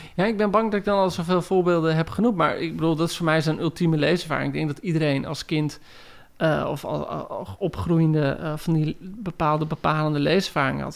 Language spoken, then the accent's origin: Dutch; Heerewaarden, Gelderland, Netherlands; ik groeide op in Heergewaard